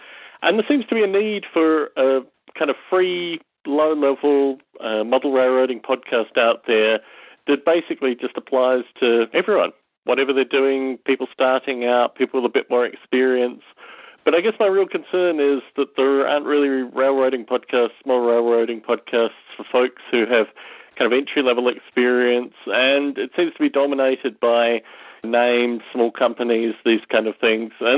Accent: Australia; moved away as an adult; also born or lived in United Kingdom / United States; now in Las Vegas, United States; I was born in Australia. I'm 32 years old, and I've lived in the UK, Australia, and the US through my adult life

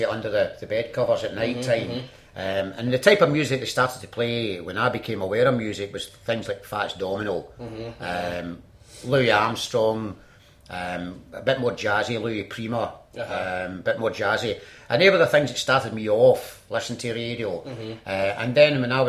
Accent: Glasgow, Scotland, United Kingdom; born or raised there; also born or lived in London

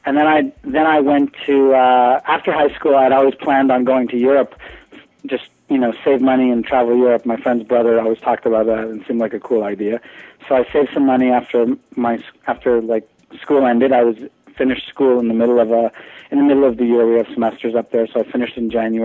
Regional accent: Toronto, Ontario, Canada; moved away as an adult; now in United States; my high school in Toronto

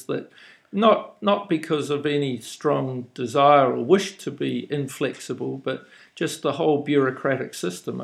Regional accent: New Zealand; accent: New Zealander; now in Japan; My voice has probably given me away as a New Zealander

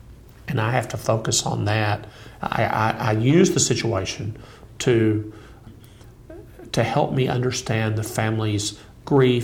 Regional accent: Wichita Falls, Texas, United States; I was living at home in my hometown of Wichita Falls, Texas

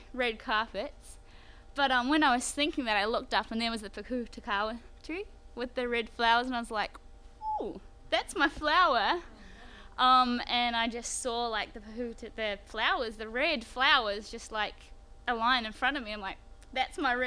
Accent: New Zealand; moved away; also born or lived in Australia; I was born in Australia, and so I'm kind of Australian, but I've been in New Zealand for 13 years, so I'm more wife, I call myself more Kiwi

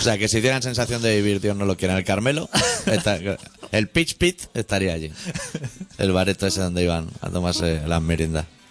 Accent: Catalonia, Spain; siendo catalán por el mundo

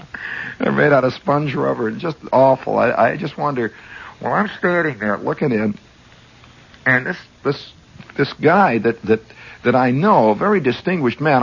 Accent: Chicago, Illinois, United States; moved away; also born or lived in New York; I'm from Illinois. You know, I was born in Chicago

